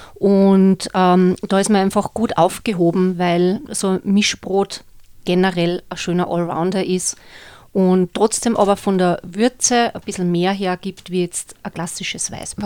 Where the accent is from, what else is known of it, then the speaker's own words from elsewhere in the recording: Austria; bei uns in Österreich